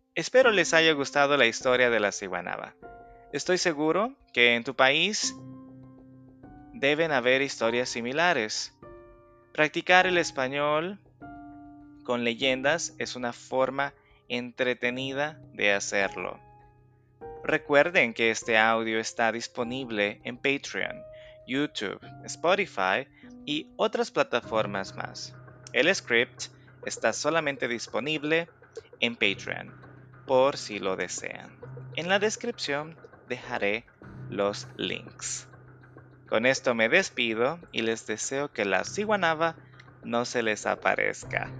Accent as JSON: {"language": "Spanish", "country": "El Salvador"}